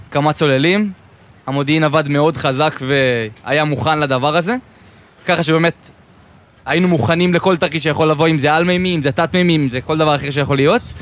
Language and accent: Hebrew; Yakum, Southern District, Israel; זהו, אני בן 22 … מקיבוץ יקום.